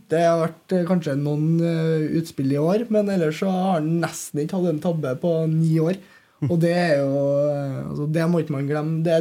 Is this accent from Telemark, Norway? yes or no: no; Trøndelag, Norway; jeg er jo trønder og har vært på Lerkendal siden jeg var fire år.